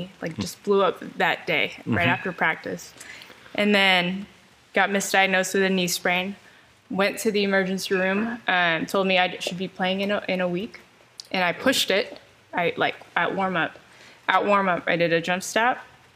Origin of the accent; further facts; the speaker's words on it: Elk Grove, California, United States; I'm from Elk Grove, California. I went to Franklin High School in Elk Grove